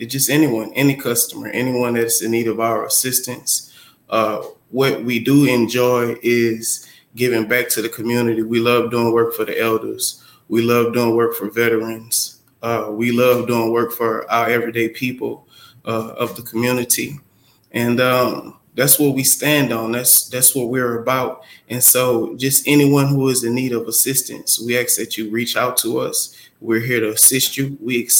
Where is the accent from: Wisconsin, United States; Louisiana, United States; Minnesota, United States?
Louisiana, United States; New Orleans; now in Houston, United States; I grew up in New Orleans, Louisiana